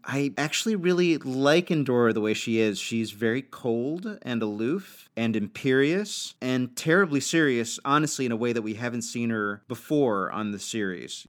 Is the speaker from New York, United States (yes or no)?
yes; New York, United States; I grew up as a New Yorker.